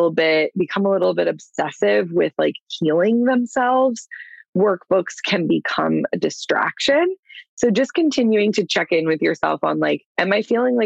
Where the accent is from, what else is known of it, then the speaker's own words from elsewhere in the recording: Clearwater, Florida, United States; I'm from Clearwater, born and raised.